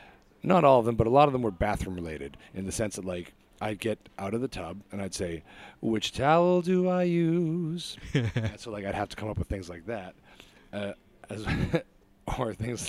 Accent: Niger; also born or lived in Lesotho / Malawi; Like I grew up in Africa at the time. I was in Niger and Lesotho and Malawi.

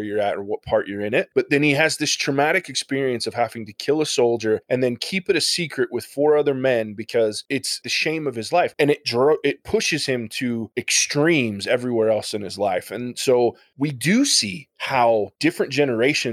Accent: Ohio, United States; I'm from Ohio.

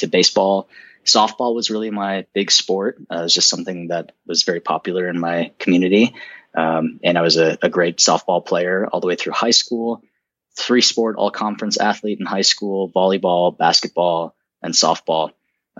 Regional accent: outside of Chicago, Illinois, United States; So I grew up outside of Chicago, in a small suburb in the Northwest, Northwest of Chicago

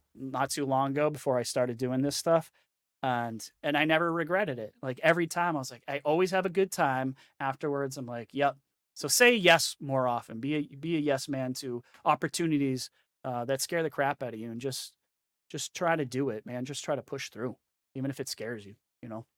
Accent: New Hampshire, United States; also born or lived in the South (US); now in the South, United States; I'm from New Hampshire, so I used to do a lot of ice fishing too

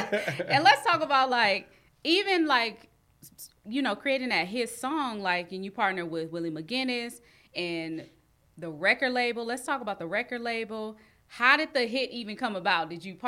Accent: Long Beach, California, United States; I'm from Long Beach.

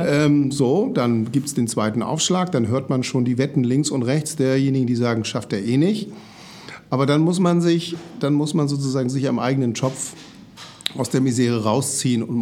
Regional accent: Oldenburg, Lower Saxony, Germany; born there; now in Hamburg, Germany; ich bin gebürtiger Oldenburger, obwohl wir hier im schönen Hamburg leben, habe ich das nicht vergessen.

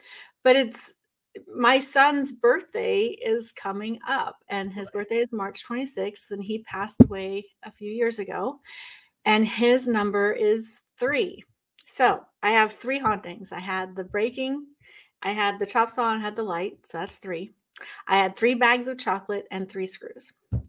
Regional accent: Northwest, United States; now in Northeast, United States; And because I'm a West Coast girl, I grew up in the Northwest.

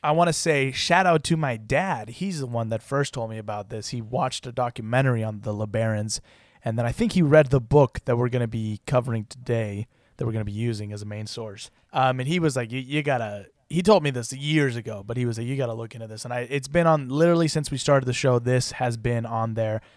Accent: Utah, United States; My home state is, of course, Utah

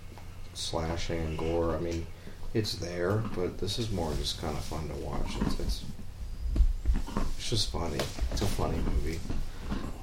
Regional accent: Florida, United States; I'm from Florida and live in my apartment, I work 2 jobs

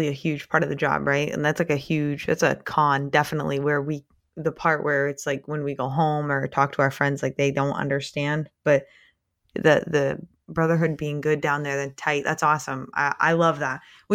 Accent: Maine, United States; I'm from Maine, so I'm really north.

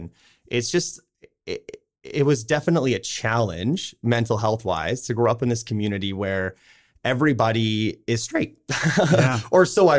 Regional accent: Saskatchewan, Canada; now in Okotoks, Canada; so I grew up in Southern Saskatchewan in a super small town.

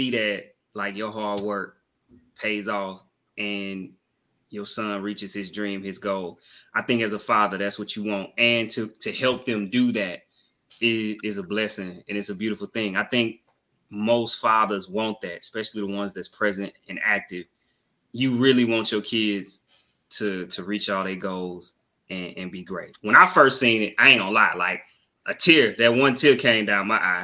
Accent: the South, United States; I am from the South

